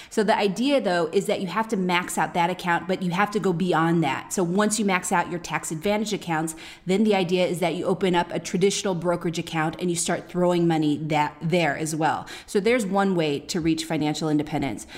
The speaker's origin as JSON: {"language": "English", "town": "Oakland", "region": "California", "country": "United States", "moved": "yes", "said": "We're from the, we're from Oakland"}